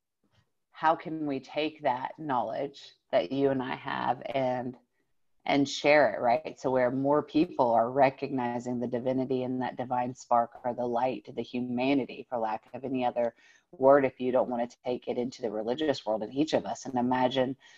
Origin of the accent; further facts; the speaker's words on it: the South, United States; I grew up here in the South